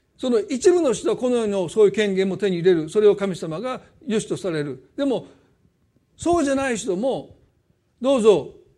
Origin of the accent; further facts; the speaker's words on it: Osaka, Japan; accent: Osaka dialect; 大阪弁戻る